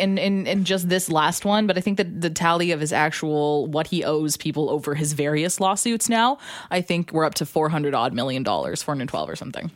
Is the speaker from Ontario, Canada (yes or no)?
no; Alberta, Canada; I'm from Alberta